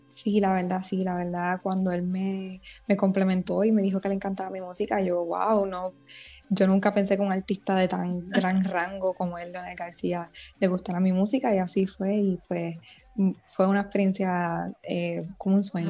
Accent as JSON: {"language": "Spanish", "country": "Puerto Rico", "said": "la primera mujer puertorriqueña en protagonizar una serie original de YouTube"}